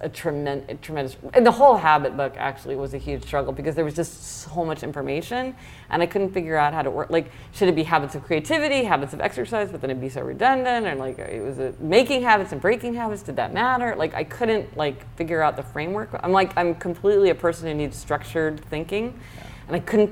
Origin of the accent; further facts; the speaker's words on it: Kansas City, Missouri, United States; now in New York, United States; I'm from Kansas City, Missouri